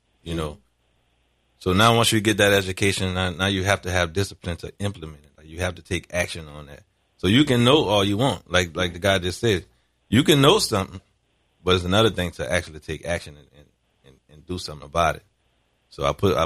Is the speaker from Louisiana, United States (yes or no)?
yes; New Orleans, Louisiana, United States; We grew up in the St. Bernard Project